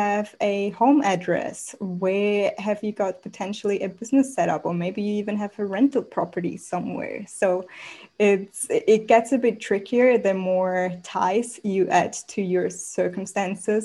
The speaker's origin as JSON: {"language": "English", "country": "Switzerland", "tie": "born or raised there", "also_born_or_lived": "Mexico / Australia", "moved": "as an adult", "lives_now": "Bali, Indonesia", "said": "I was born in Mexico, grew up in Switzerland, moved to Australia 7 years ago"}